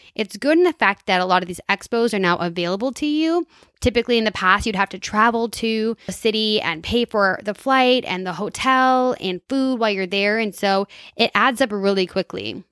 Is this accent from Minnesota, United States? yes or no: yes; Minnesota, United States; I'm from Minnesota